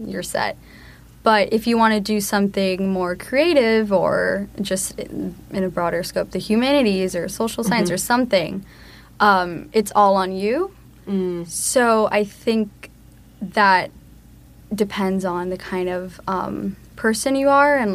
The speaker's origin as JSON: {"language": "English", "town": "Miami", "region": "Florida", "country": "United States", "tie": "born or raised there", "said": "I was born in Miami and growing up, I lived with my mom, my aunt, and my grandma."}